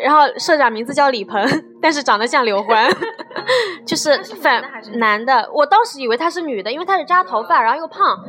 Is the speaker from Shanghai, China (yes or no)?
yes; Shanghai, China; 我是上海的